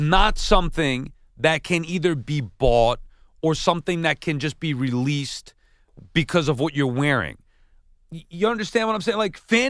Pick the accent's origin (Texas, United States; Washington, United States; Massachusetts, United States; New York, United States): New York, United States; Long Island; Maybe it's because I'm from Long Island.